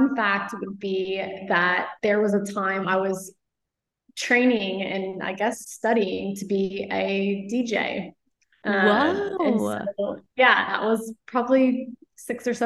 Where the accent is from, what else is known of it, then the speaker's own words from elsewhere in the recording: Flower Mound, Texas, United States; I grew up in Dallas, a suburb outside called Flower Mound